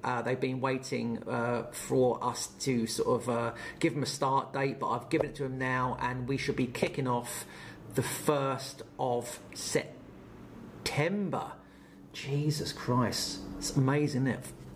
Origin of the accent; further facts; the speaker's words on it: Portsmouth, South East England, United Kingdom; my new business I'm starting up in my hometown of Portsmouth